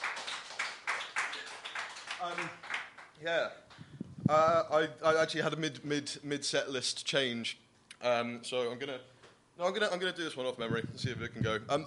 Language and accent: English; Bristol, South West England, United Kingdom; I'm actually from Bristol